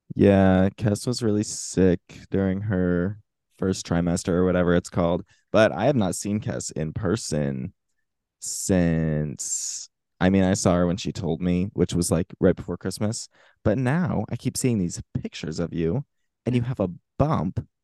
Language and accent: English; Florida, United States; my home state of Florida